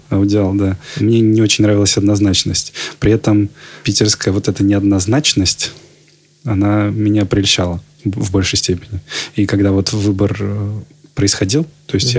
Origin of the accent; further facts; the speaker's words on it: Almaty, Kazakhstan; also born or lived in Volgograd, Russia; now in Saint Petersburg, Russia; Вот я из Алматы родом